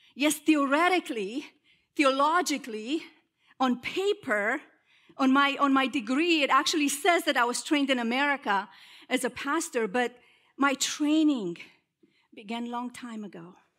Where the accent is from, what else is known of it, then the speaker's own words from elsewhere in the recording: Romania; moved away as an adult; now in United States; I am originally from Romania, and, uh, I came to the States when, uh, I was twenty years old